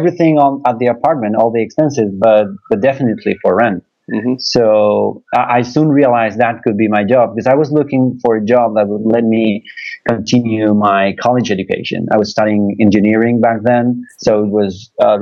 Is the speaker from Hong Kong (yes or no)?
no; Buenos Aires, Argentina; I'm from Buenos Aires, Argentina, and I've been working with Airbnb for 2.5 years now